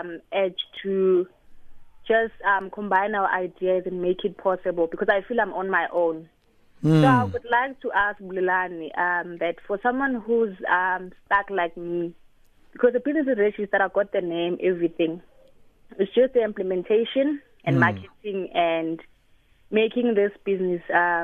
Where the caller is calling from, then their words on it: Soweto, Gauteng, South Africa; I'm calling you from Soweto.